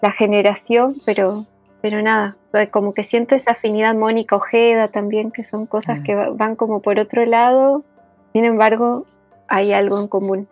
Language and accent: Spanish; Aristóbulo del Valle, Misiones, Argentina; moved away as an adult; also born or lived in Buenos Aires; yo viví hasta los 18 en un pueblo de Misiones que se llama Aristóbulo del Valle